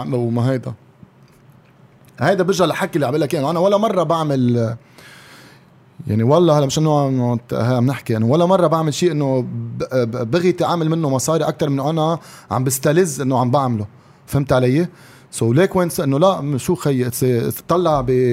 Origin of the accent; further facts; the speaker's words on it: Lebanon; نحن بالسترينث اند كونديشنينج كلبنانيه